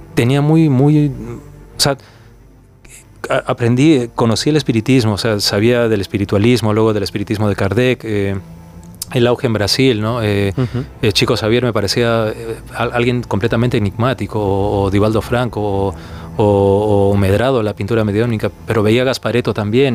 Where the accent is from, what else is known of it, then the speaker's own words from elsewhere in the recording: Peru; moved away; yo crecí en el Perú de los 80.